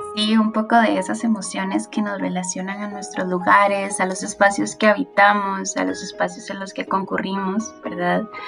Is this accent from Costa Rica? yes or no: yes; Tibás, San José, Costa Rica; yo soy de Tivas ¿verdad? Tivas antes era frío, así con neblina, y ahora es un lugar súper caliente.